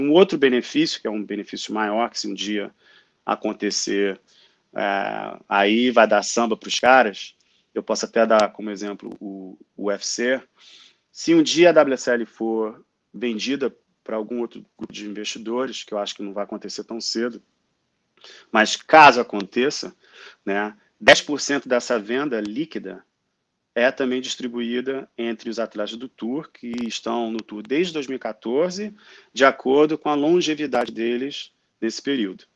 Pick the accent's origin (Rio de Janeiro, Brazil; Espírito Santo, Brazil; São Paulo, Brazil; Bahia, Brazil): Rio de Janeiro, Brazil; born or raised there; moved away as an adult; also born or lived in Japan / San Francisco, California; now in Australia